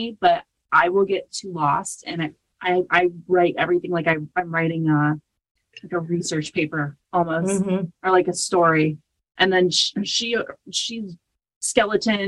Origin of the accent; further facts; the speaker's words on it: Indiana, United States; we're from Indiana